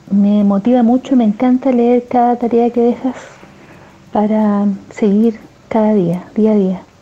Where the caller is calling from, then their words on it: Santiago, Santiago Metropolitan Region, Chile; Hola Julio … de Santiago de Chile.